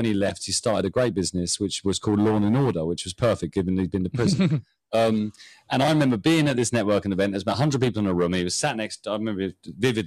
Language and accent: English; United Kingdom; I'm British.